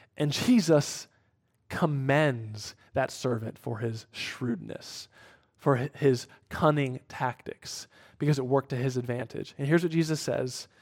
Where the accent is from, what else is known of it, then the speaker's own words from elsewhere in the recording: Cincinnati, Ohio, United States; moved away; my hometown Bengals